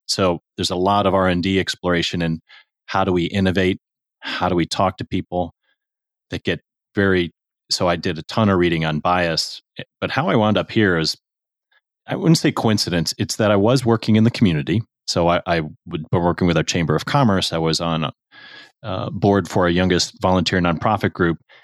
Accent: United States; also born or lived in Chicago / Houston / Saint Louis; I was born in Chicago, but I grew up mostly in Houston and Saint Louis

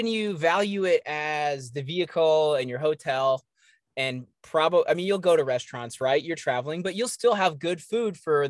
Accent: East Coast, United States; I'm from the East Coast, and I remember leaving and I was like, I want to do my rite of passage.

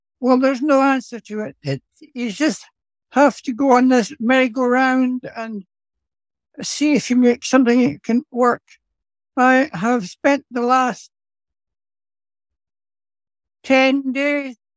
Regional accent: Scotland, United Kingdom; now in Sydney, Australia; I was born in Scotland, but I chose to live in Sydney, in Australia

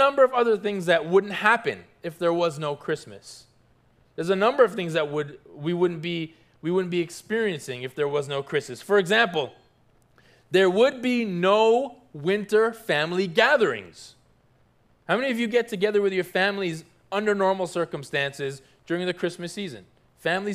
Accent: Toronto, Ontario, Canada; now in South Florida, United States; I grew up in Toronto, Canada

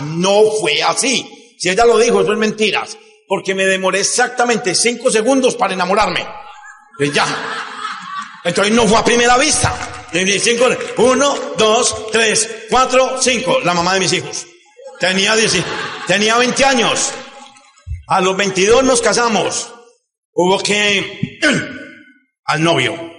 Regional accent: Medellín, Antioquia, Colombia; vine a contar desde Medellín. En el año de 1900, bueno, yo nací en una casa, en una familia un poco compleja

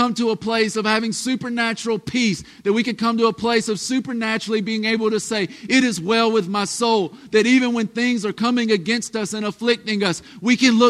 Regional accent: the South, United States; we're from the South

